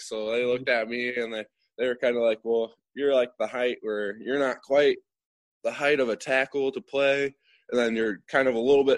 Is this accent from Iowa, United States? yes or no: no; Winnebago, Illinois, United States; also born or lived in Byron; when I lived in Winnebago, which is just 15 minutes away from Myron.